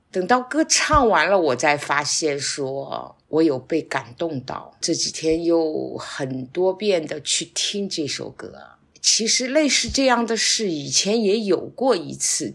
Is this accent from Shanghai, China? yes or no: yes; Shanghai, China; moved away as an adult; now in Wuyishan, China; 身在上海，长在上海